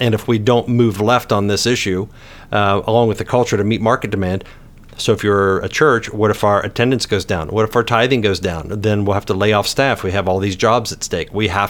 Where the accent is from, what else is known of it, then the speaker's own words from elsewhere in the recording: West Virginia, United States; but niche as I say it because I'm from West